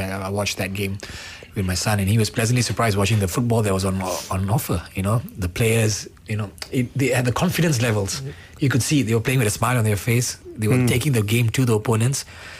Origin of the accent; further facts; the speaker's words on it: Malaysia; I was really pleasantly very, very happy as a Malaysian fan.